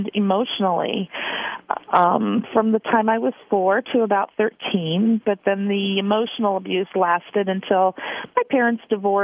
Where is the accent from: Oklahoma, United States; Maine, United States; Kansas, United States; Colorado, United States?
Kansas, United States; moved away as an adult; now in Indiana, United States; I grew up in Kansas, and I've lived in Indiana for almost